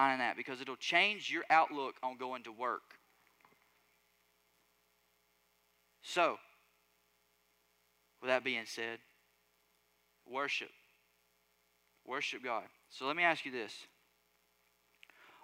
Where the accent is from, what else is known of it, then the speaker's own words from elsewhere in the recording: Alabama, United States; I'm from Alabama